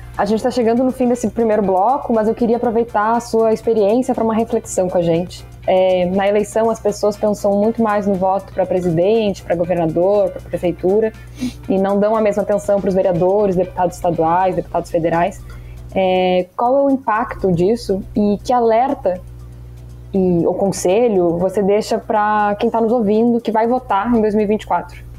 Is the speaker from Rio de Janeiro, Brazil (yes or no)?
no; Rio Grande do Sul, Brazil; eu venho do Rio Grande do Sul